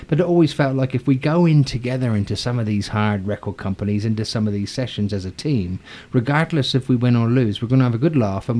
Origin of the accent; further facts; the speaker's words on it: Southampton, South East England, United Kingdom; moved away; also born or lived in London; I'm from Southampton. It's born into me.